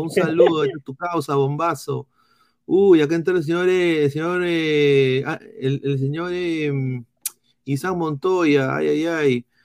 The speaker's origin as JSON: {"language": "Spanish", "region": "Lima", "country": "Peru", "said": "Lemeñito, claro, yo soy limeño de pura"}